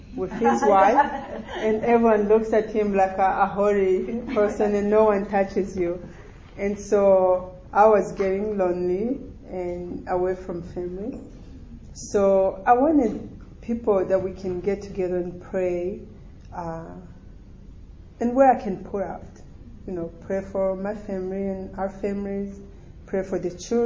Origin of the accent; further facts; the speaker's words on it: Burundi; English is a second language; moved away; also born or lived in Rwanda; I'm Burundi and grew up in Burundi